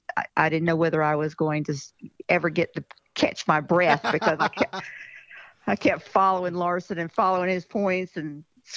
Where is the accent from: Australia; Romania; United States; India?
United States; Jacksonville, Florida; Jacksonville, Florida.